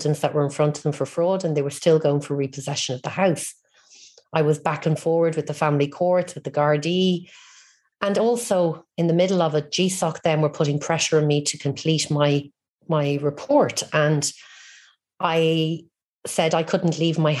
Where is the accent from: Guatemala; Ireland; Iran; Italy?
Ireland; Bray, Leinster; born or raised there